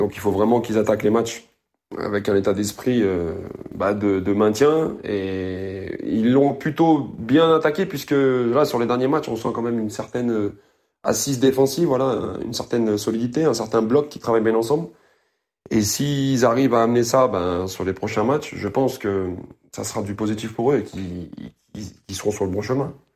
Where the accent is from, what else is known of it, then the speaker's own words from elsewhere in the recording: Lyon, Auvergne-Rhône-Alpes, France; je suis lyonnais de souche